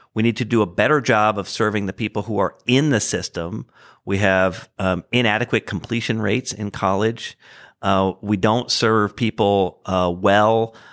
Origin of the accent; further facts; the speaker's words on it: Hartford, Connecticut, United States; moved away as an adult; now in Indianapolis, United States; I grew up outside of Hartford, Connecticut